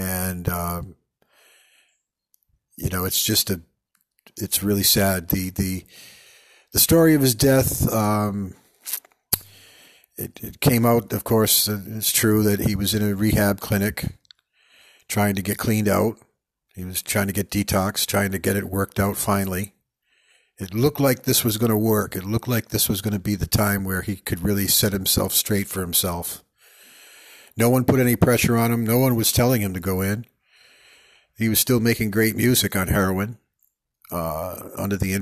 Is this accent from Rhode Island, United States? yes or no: yes; Pawtucket, Rhode Island, United States; also born or lived in Providence, Rhode Island; I'm from Pawtucket, but I was born in Providence.